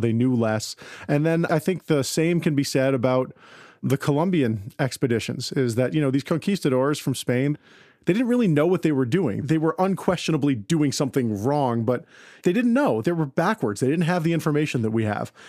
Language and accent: English; Westchester County, New York, United States; I grew up in Westchester County, New York